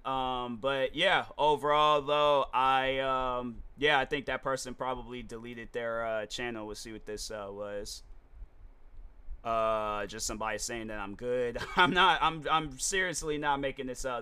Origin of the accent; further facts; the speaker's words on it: United States; I am American